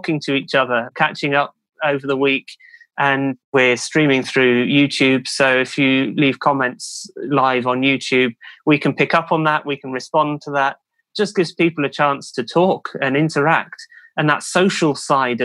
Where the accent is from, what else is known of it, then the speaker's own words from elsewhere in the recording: Cheltenham, South West England, United Kingdom; now in Newmarket, United Kingdom; originally from Cheltenham in the UK, another racing town